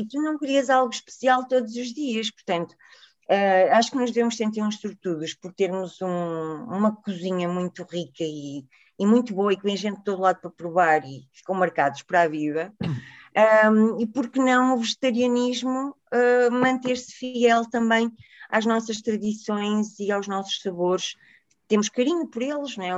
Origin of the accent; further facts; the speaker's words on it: Porto, Norte, Portugal; now in Lisbon, Portugal; a minha terrinha no Porto